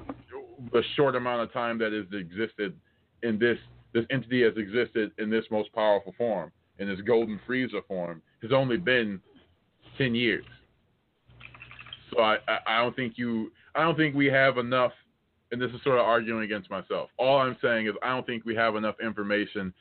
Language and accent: English; United States; I'm American.